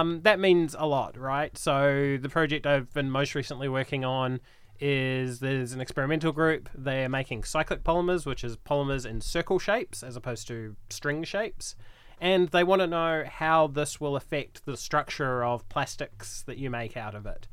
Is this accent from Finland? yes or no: no; New Zealand; moved away as an adult; also born or lived in Wellington, New Zealand / Calgary, Canada; now in Brisbane, Australia; I'm from New Zealand originally. I did my undergrad in Wellington